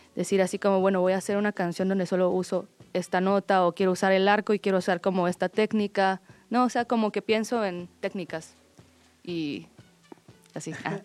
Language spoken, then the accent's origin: Spanish; Guatemala; yo soy de Guatemala